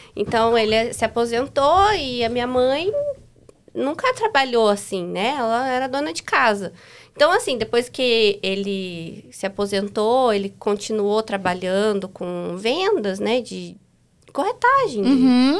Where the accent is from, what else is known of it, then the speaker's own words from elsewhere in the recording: Figueira, Paraná, Brazil; moved away; also born or lived in Japira; Nasci em Japira e me criei em Figueira